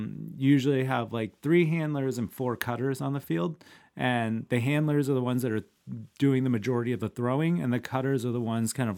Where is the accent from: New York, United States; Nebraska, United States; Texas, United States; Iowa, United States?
Iowa, United States; Iowa City; And I'm from Iowa City, Iowa